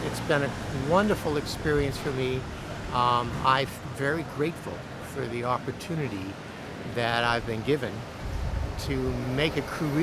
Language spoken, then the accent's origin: English; Stanford, California, United States; moved away as an adult; also born or lived in Rochester, New York / Geneva, Switzerland / Cologne, Germany; now in Pittsburgh, United States; I'm from Stanford, California. I grew up on the campus.